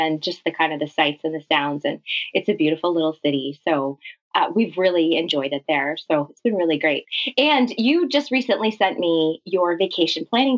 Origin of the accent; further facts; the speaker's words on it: Canada; also born or lived in London, Ontario; I'm Canadian. I live in a city just outside of Toronto called London